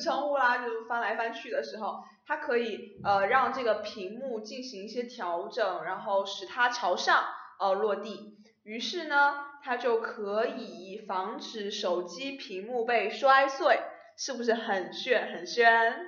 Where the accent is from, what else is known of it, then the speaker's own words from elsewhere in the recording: China; 我们中国人的思想